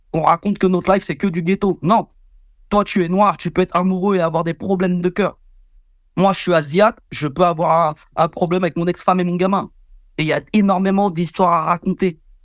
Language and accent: French; France; en France, on est des putains d'Avengers